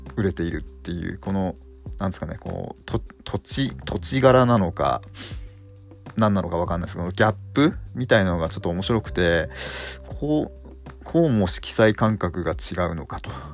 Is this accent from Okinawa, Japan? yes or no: no; Fukushima, Japan; 地元の福島では